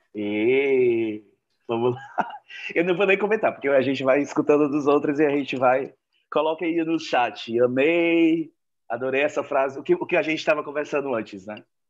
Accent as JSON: {"language": "Portuguese", "town": "Joinville", "region": "Santa Catarina", "country": "Brazil", "said": "Sou de Joinville"}